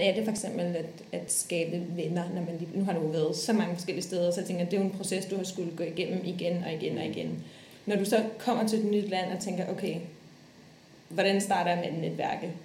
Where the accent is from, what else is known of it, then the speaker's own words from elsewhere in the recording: Denmark; moved away as an adult; also born or lived in Dubai / Copenhagen; da jeg flyttede væk fra Danmark